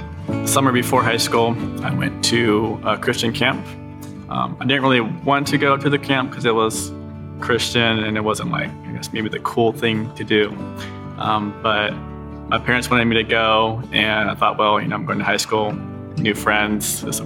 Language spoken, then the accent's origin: English; Japan; also born or lived in United States; I was born in America, but I grew up overseas in Japan. My parents were missionaries over there, so shout out to mom and dad.